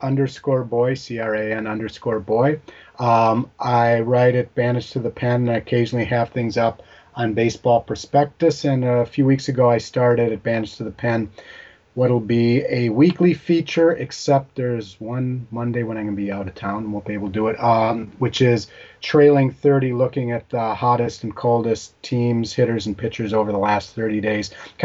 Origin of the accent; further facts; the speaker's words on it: Minnesota, United States; moved away; I grew up in Minnesota where we didn't have an NBA team.